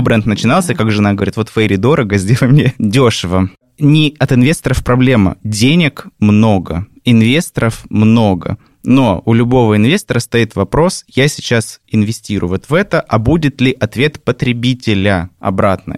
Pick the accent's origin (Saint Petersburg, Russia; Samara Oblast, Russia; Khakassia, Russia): Khakassia, Russia; Abakan; в моем родном городе Абакан